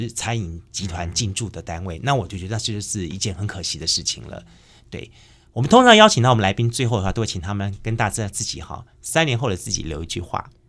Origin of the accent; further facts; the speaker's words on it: Taiwan; 我必须要这么讲，因为我自己本身是从眷村出来的。其实眷村里面融合了非常多的客家文化，还有原住民文化。